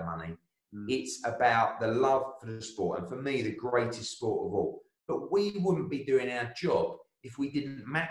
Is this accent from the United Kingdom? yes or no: yes; United Kingdom; I'm a Brit